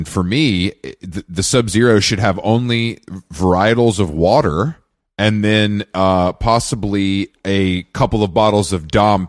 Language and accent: English; Atlanta, Georgia, United States; I'm from Atlanta. It's a Southern thing.